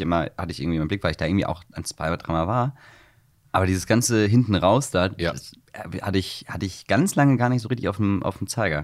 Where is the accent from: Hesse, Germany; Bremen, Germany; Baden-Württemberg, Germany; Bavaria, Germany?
Hesse, Germany; Wiesbaden; now in Hamburg, Germany; ich komme ursprünglich aus Hessen, nee, Wies, also, mhm. Äh, nee, von Wiesbaden